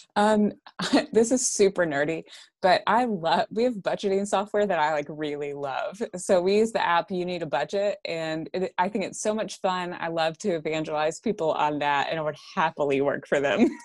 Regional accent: Texarkana, United States; also born or lived in Irving, Texas (born near Texas Stadium); moved to Texarkana, though, I think I was maybe, uh, two or something like

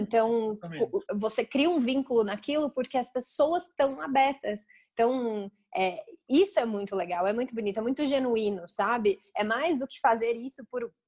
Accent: Campinas, São Paulo, Brazil; eu sou de Campinas, né, interior de São Paulo

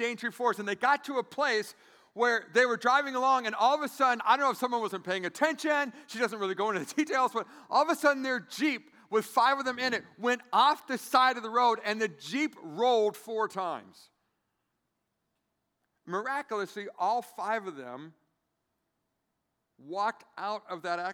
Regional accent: San Diego, California, United States; now in Grand Rapids, United States; I'm from San Diego, California.

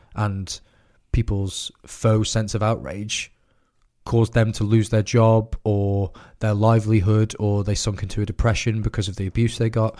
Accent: United Kingdom; as a British person living in the Britain that we have today

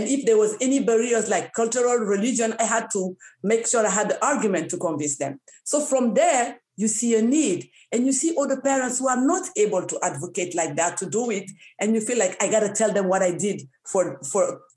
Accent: Niger; now in Canada; I come from Niger, one of the countries where not all women are educated.

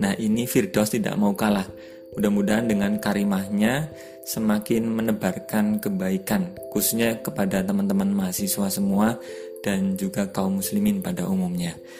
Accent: Cilacap, Central Java, Indonesia; accent: Ngapak; Saya asli Cilacap, kelahiran Cilacap, dan asli Wong Ngapak

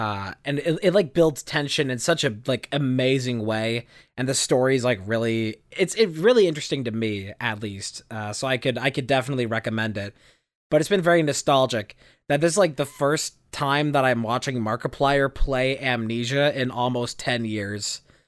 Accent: Indiana, United States; I was sitting on the one of the couches in my living room in my house I grew up in Indiana.

